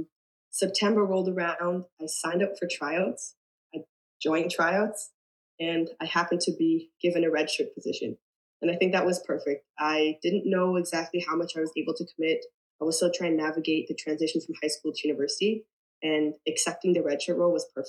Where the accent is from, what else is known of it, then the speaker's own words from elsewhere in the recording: between Richmond Hill and Aurora, Ontario, Canada; I live in between Richmond Hill and Aurora